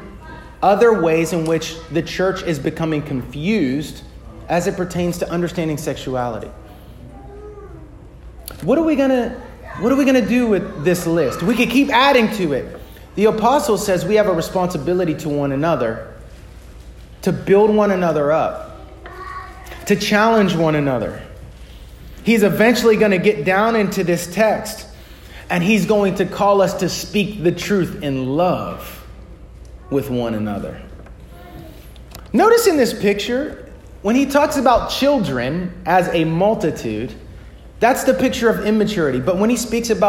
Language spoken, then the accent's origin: English; United States; American Western Christians